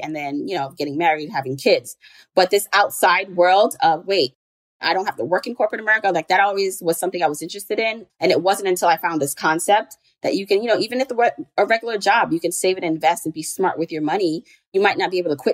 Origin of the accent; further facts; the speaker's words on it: Jamaica; now in New York, United States; I'm an immigrant. I was born in Jamaica, the island, not the borough.